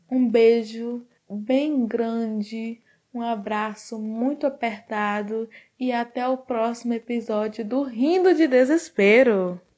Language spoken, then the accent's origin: Portuguese; Northeast Region, Brazil; eu sou brasileira e sou nordestina